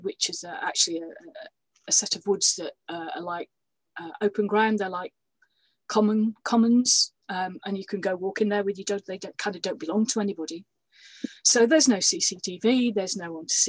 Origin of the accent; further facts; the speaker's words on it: Yorkshire and the Humber, United Kingdom; moved away; I was born and brought up in Yorkshire